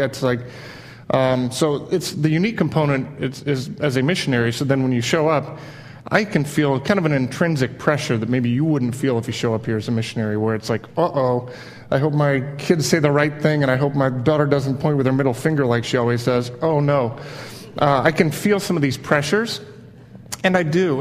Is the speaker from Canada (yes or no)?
no; Midwest, United States; also born or lived in Miami, Florida; I kind of grew up in Miami, back up to the Midwest where my mom's side was from